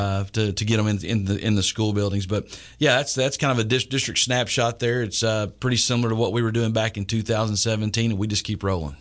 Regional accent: East Texas, United States; also born or lived in Lindale, Texas / Carthage, Texas / Dallas–Fort Worth Metroplex, Texas; now in Tyler, United States; I grew up in East Texas and Lindale and Carthage and, uh, had to finish high school in the Metroplex

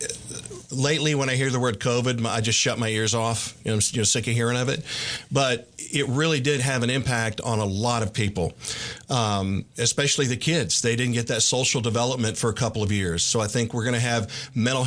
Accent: Los Angeles, California, United States; also born or lived in Bryan-College Station, Texas / Nacogdoches-Lufkin, Texas; now in Tyler, United States; growing up in Los Angeles

